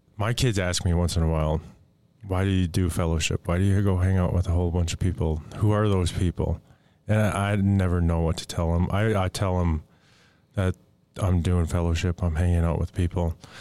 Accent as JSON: {"language": "English", "area": "Fond du Lac Reservation", "region": "Minnesota", "country": "United States", "said": "I'm Ojibwe from the Fond du Lac Reservation"}